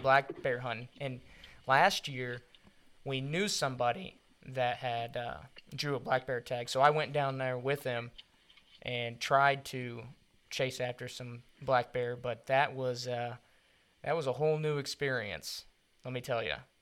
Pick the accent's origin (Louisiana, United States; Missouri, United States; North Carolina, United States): Missouri, United States; I'm from Missouri